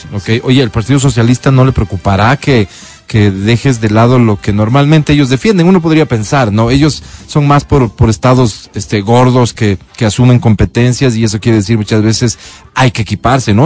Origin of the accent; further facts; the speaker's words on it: Quito, Pichincha, Ecuador; como quiteño